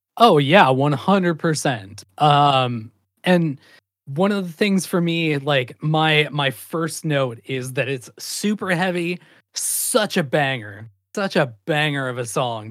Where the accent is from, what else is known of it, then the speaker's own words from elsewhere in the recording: Great Falls, Montana, United States; living and growing up in Great Falls, Montana